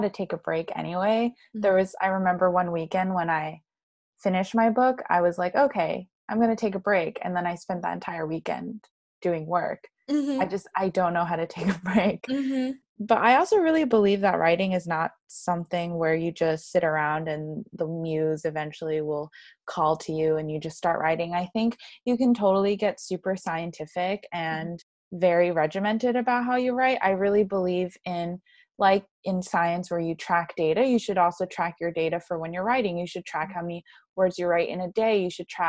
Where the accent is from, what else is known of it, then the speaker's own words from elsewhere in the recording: New York, United States; also born or lived in Shanghai / Madrid / Florence; was born and raised in New York. I've lived in three other cities, Shanghai, Madrid, and Florence